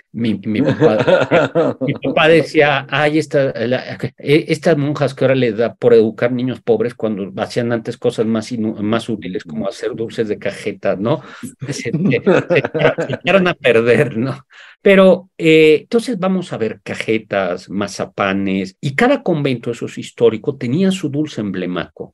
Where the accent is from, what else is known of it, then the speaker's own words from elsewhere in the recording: Mexico; Yo como mexicano